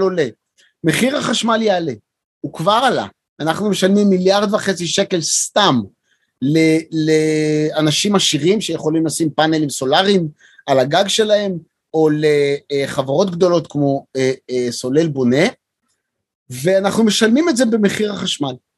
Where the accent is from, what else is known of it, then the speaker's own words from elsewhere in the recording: Beersheba, Southern District, Israel; שגדלתי בבאר שבע